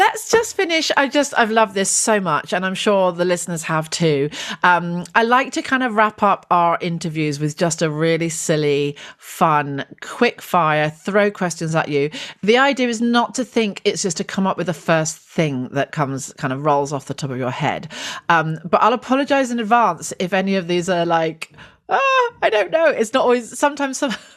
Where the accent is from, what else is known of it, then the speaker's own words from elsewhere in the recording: West Country, South West England, United Kingdom; I'm from the West Country